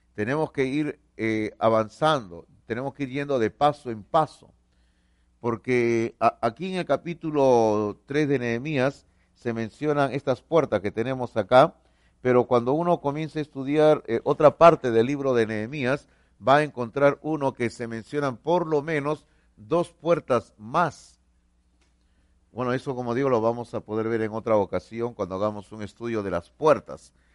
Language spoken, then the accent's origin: Spanish; Peru; somos peruanos